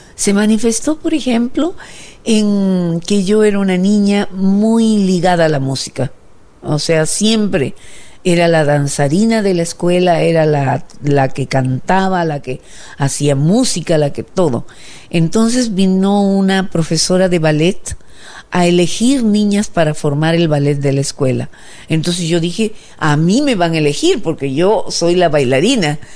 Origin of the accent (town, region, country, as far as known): Peru